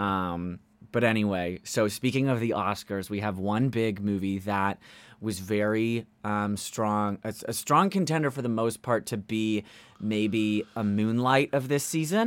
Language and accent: English; Columbus, Ohio, United States; now in New York, United States; my hometown of Columbus